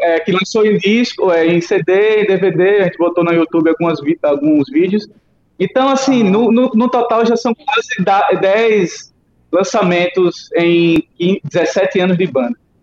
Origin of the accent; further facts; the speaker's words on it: São Cristóvão, Sergipe, Brazil; now in Aracaju, Brazil; eu nasci em São Cristóvão, aqui em Sergipe, mas eu já estou morando em Aracaju há quatro anos